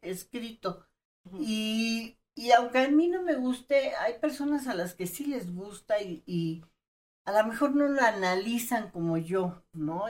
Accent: Chiapas, Mexico; Yo vengo de Chiapas

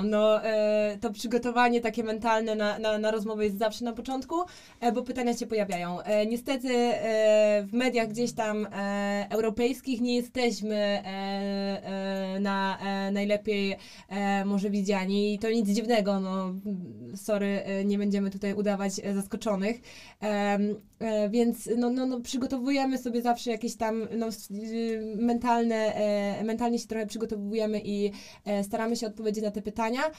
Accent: Poland; My mówimy, e, że jesteśmy z Polski

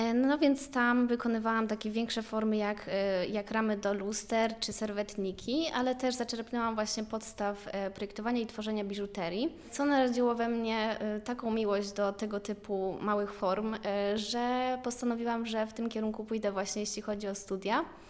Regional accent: Rzeszów, Subcarpathian Voivodeship, Poland; moved away as an adult; now in Łódź, Poland; ja pochodzę z Rzeszowa

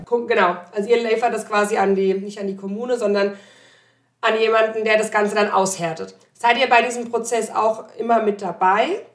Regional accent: Germany; moved away; also born or lived in Landau; ich komme aus dem Odenwald gebürtig

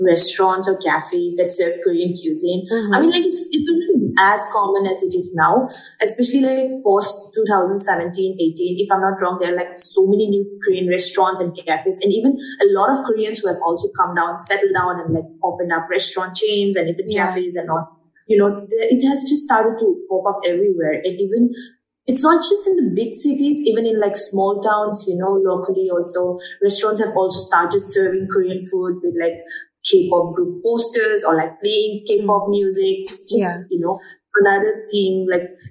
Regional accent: Dimapur, Nagaland, India; growing up in Dimapur, which is in Nagaland

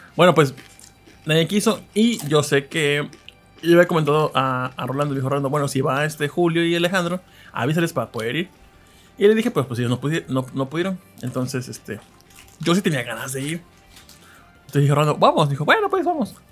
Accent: northern Veracruz, Mexico; soy un veracruzano de zona norte

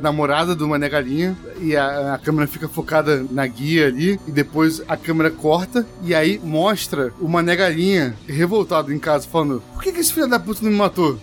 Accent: Rio de Janeiro, Brazil; eu falo isso como carioca

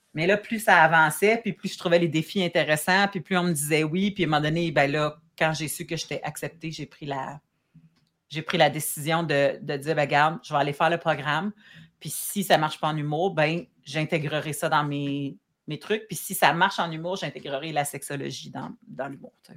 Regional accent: Saint-Hubert, Quebec, Canada; also born or lived in Abitibi / Saint-Romuald / Montreal; Puis mon adolescence et mon, comme jusqu'à temps que je parte de chez mes parents, je l'ai vécu à Saint-Hubert

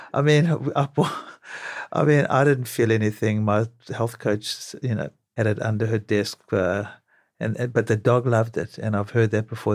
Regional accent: South Africa; now in New York, United States; growing up in South Africa

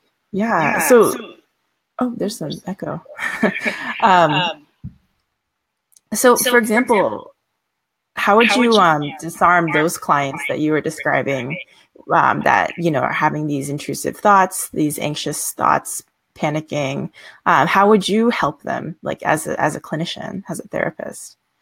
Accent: United States; we both happen to be Asian American

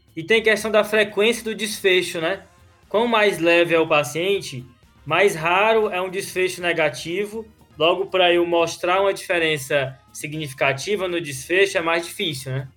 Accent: Brazil; Eu sou brasileiro

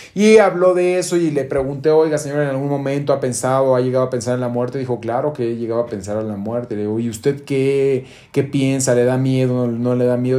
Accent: Guadalajara, Jalisco, Mexico; moved away; allá en mi tierra, en Jalisco, en Guadalajara

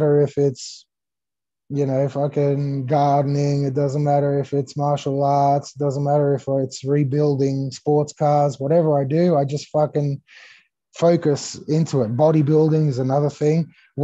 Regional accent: Australia; English is a second language; also born or lived in Greece / California; I was born in Greece. I came to Australia when I was 5 years old. I didn't know the language.

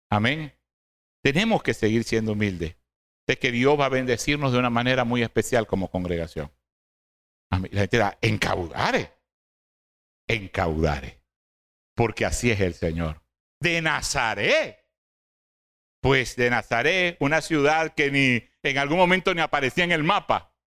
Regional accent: Cabudare, Lara, Venezuela; oh, no soy de Barquisimeto, hermano, somos orgullosamente de Caudares.

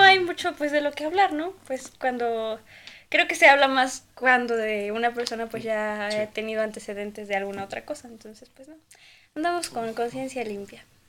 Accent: Tlaxcala, Mexico; yo sí soy de Tlaxcala

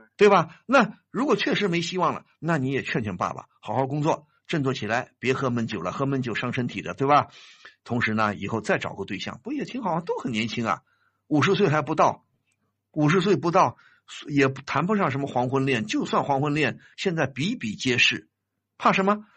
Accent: China; 现在我们中国人的养老是个大问题啊

